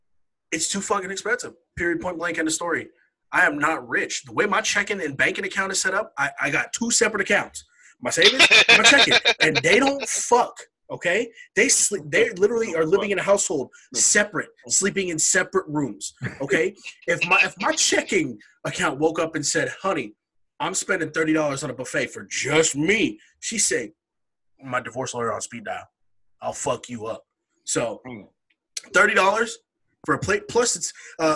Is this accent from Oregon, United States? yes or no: yes; Oregon, United States; I come from Oregon, or as people on the East Coast says, Oregon.